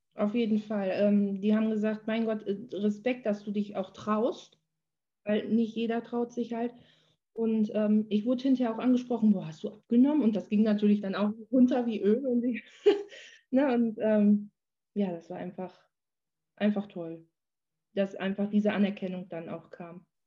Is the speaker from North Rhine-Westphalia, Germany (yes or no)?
yes; Menden, North Rhine-Westphalia, Germany; moved away; in meiner Heimatstadt. Also ich fahre dann immer eine halbe Stunde nach, nach Menden.